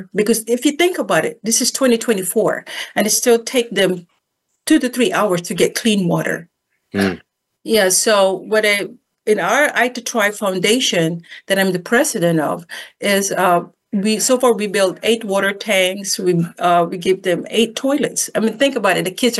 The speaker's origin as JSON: {"language": "English", "country": "Philippines", "tie": "born or raised there", "also_born_or_lived": "Hawaii", "moved": "as an adult", "lives_now": "United States", "said": "Being born and raised in the Philippines, and it wasn't easy being a dark-skinned person in the Philippines."}